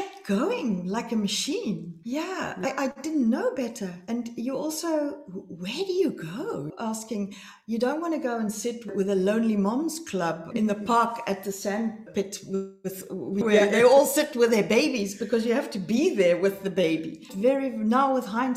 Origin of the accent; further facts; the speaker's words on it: South Africa; moved away as an adult; now in Amsterdam, Netherlands; I'm from South Africa